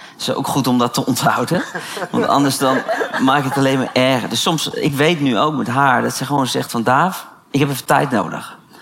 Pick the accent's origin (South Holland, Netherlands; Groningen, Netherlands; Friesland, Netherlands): South Holland, Netherlands; The Hague; ik kom uit Den Haag